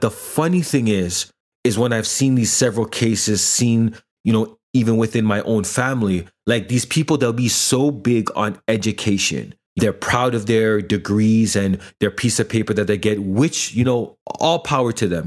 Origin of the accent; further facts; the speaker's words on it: Toronto, Ontario, Canada; I'm Jamaican background, I grew up kind of in the urban community here in the GTA